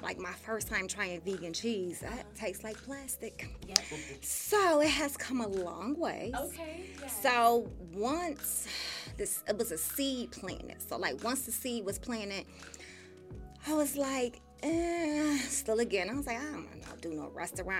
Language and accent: English; Buffalo, New York, United States; born and raised in Buffalo